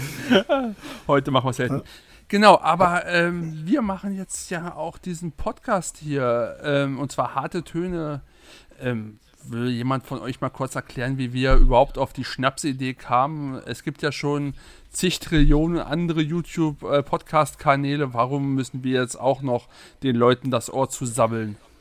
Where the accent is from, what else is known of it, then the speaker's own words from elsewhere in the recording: Berlin, Germany; Ich komme aus Berlin. Das hört man wahrscheinlich.